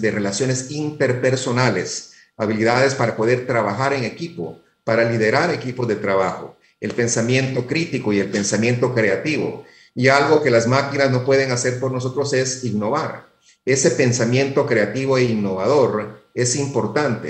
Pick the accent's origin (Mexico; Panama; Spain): Panama; los jóvenes y los empleados panameños seamos también competitivos y productivos